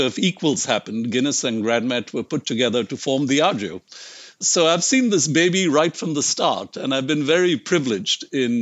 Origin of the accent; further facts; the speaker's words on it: India; moved away as an adult; also born or lived in United States; I grew up in India and actually left India when I was 25.